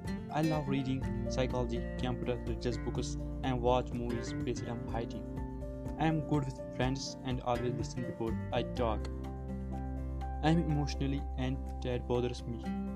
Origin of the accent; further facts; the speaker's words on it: Jammu and Kashmir, India; I am from Kashmir and also born and brought up in Kashmir.